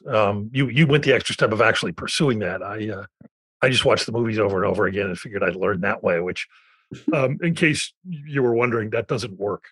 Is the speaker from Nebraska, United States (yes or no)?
no; Philadelphia, Pennsylvania, United States; moved away as an adult; now in Los Angeles, United States; I'm from Philly, which is, you know, East Coast urban